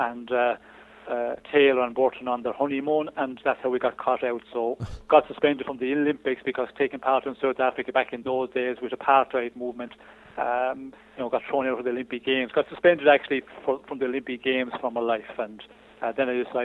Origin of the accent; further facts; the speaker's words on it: Ireland; went through junior ranks in Ireland, won the junior championship of Ireland